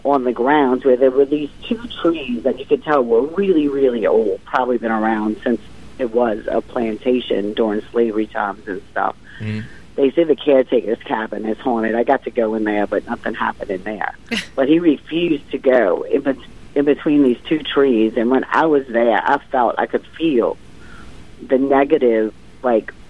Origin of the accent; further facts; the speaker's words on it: New Orleans, Louisiana, United States; moved away; also born or lived in Connecticut; I'm from New Orleans. I lived in Connecticut for about 10 years